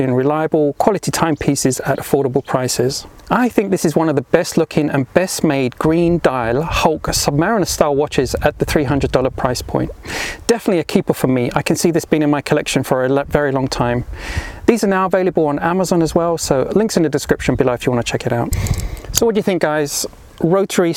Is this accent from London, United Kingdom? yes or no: yes; London, United Kingdom; moved away; also born or lived in Europe; And although I now live in Europe, I was born and raised in London, England